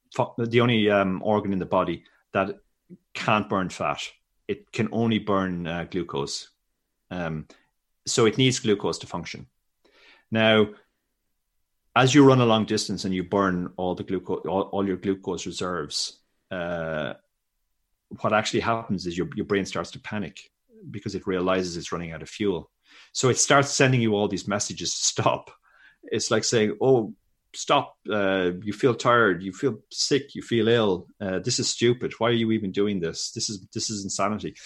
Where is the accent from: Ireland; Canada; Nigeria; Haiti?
Ireland; I grew up in Ireland in early eighties